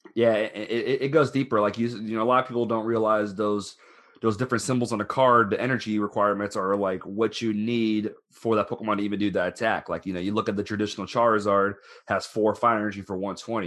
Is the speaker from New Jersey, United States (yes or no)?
no; Florida, United States; moved away as an adult; also born or lived in Orlando, Florida; now in Louisville, United States; I'm originally from Florida